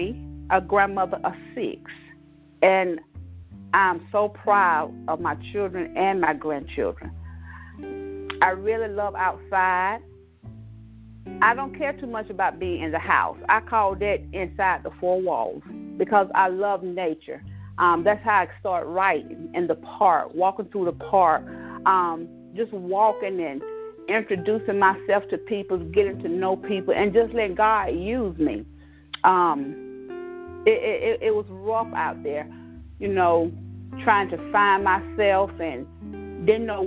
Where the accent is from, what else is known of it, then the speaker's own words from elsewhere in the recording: Cross Hill, South Carolina, United States; moved away as an adult; also born or lived in Long Island, New York; now in Georgia, United States; I was born in Long Island, New York in 1971. And I'm raised in Cross Hill, South Carolina, a country girl